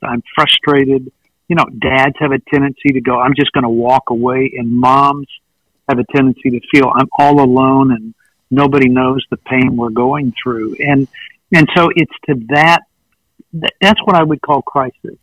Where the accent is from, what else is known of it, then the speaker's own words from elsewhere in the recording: West Texas, United States; now in East Texas, United States; I live in East Texas, and I was born in West Texas